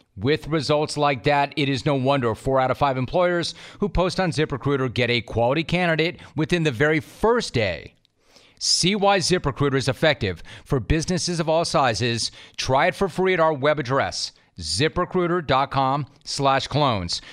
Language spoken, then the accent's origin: English; Los Angeles, California, United States; I grew up in the San Fernando Valley, so I know hot